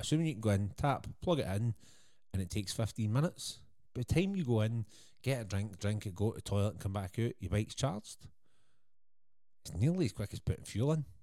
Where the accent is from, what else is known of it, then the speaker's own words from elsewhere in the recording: Scotland, United Kingdom; being Scottish